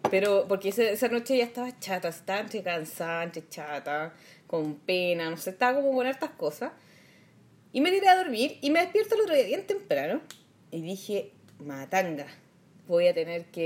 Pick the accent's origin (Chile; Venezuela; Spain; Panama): Chile; Santiago, Santiago Metropolitan Region; Viví toda mi vida en el Vaticano chico hasta los 25 años cuando me